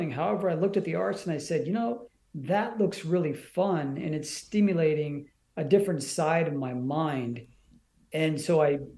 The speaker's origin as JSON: {"language": "English", "town": "Seattle", "region": "Washington", "country": "United States", "tie": "born or raised there", "also_born_or_lived": "India", "said": "I grew up in the Pacific Northwest. Um, you know, went to school out in the greater Seattle area"}